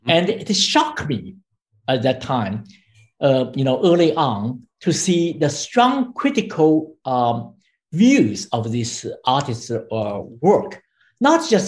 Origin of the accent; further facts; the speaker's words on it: China; I grew up in China